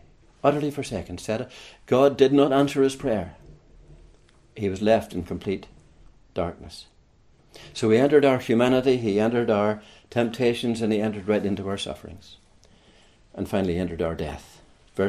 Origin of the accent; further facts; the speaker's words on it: Larne, Northern Ireland, United Kingdom; moved away as an adult; also born or lived in Kilkenny; now in Ireland; I come from Northern Ireland, as my accent gives me away, from around the Larne area, County Antrim area. And at around the age of 37, I moved south.